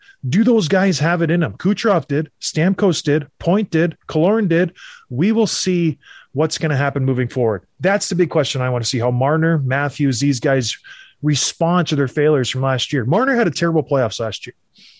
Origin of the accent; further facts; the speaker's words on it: St. Catharines, Ontario, Canada; I grew up in St. Catharines.